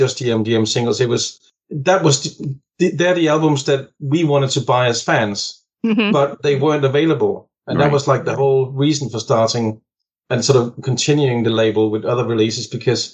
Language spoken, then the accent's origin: English; Denmark; moved away; I'm from Denmark originally, in Scandinavia. And in Denmark, when I grew up